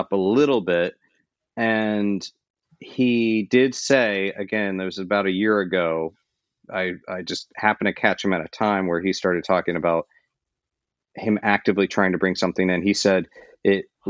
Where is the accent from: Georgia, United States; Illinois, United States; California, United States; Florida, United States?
Florida, United States; I grew up in Florida